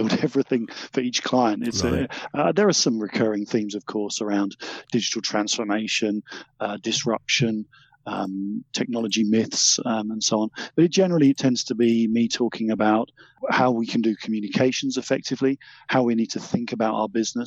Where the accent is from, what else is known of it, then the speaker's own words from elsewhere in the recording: Essex, East of England, United Kingdom; originally I came from Essex, if you're interested, a much misunderstood county.